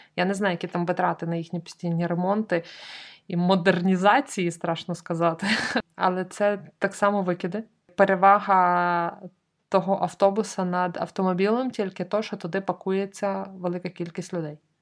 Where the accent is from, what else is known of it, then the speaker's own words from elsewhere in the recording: Lviv, Lviv Oblast, Ukraine; я як справжня львів'янка